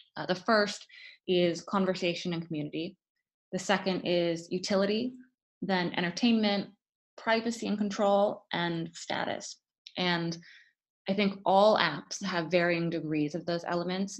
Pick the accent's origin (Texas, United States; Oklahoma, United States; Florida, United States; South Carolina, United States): Florida, United States; born or raised there; moved away as an adult; also born or lived in Stanford, California